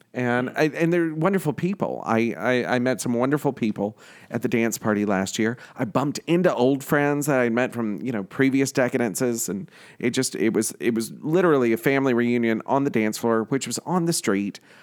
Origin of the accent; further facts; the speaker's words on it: New York City, New York, United States; I'm from Queens